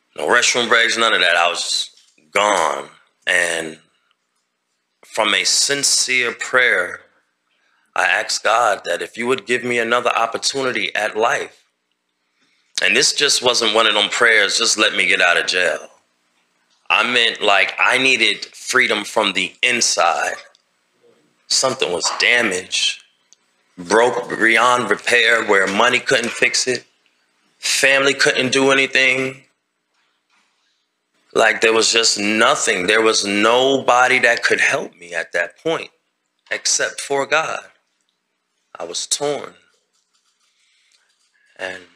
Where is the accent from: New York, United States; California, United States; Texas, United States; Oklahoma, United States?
New York, United States; New York City; now in Alabama, United States; I'm originally from Queens, New York